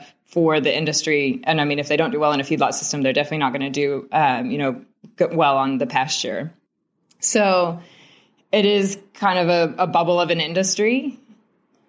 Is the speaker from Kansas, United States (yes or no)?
yes; Northeast Kansas, United States; moved away as an adult; now in Port Elizabeth, South Africa; So I grew up in Northeast Kansas, and I did grow up on a sheep farm